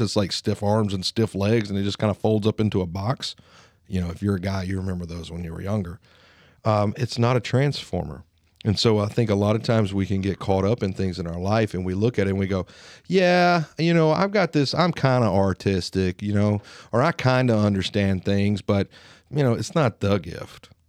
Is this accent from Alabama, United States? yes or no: yes; Lawrence County, Alabama, United States; accent: Alabama twang; I sound like a redneck. I sound like I'm from Lawrence County. I have an Alabama twang.